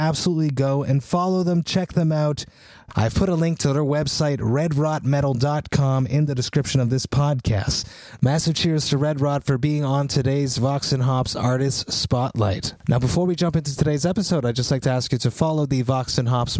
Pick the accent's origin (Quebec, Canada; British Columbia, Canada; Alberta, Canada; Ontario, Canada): Quebec, Canada; Montreal; my hometown of Montreal